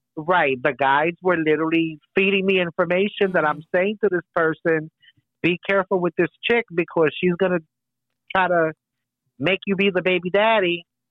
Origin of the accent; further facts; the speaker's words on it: United States; I am uh, of uh, Puerto Rican descent. Both my parents uh, were born on the island. I was born here in the United States